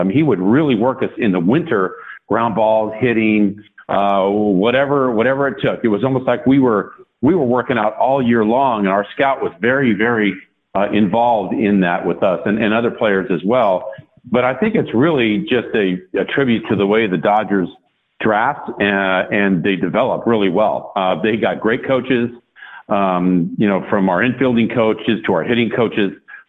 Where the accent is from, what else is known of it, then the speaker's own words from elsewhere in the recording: Sacramento, California, United States; Of course, growing up in Sacramento, those games, a mere 86 miles from Candlestick Park, you couldn't see those.